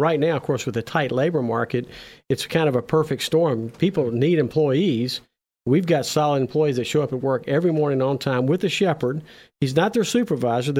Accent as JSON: {"language": "English", "town": "Memphis", "region": "Tennessee", "country": "United States", "tie": "born or raised there", "also_born_or_lived": "Los Angeles", "said": "in Memphis, right here, my hometown."}